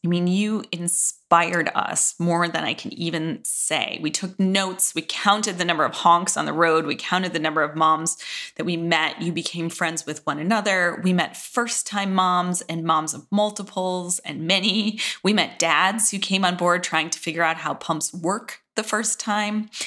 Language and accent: English; Midwest, United States; I was from the Midwest